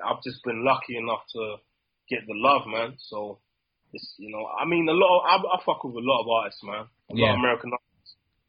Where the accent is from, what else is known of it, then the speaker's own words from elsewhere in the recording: England, United Kingdom; Obviously, I'm English